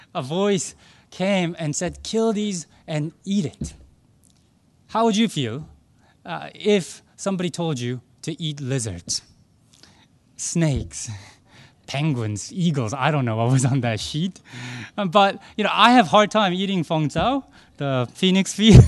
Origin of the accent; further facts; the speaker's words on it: Arlington, Virginia, United States; now in Hong Kong; I grew up in Arlington, Virginia, right outside of Washington, D.C.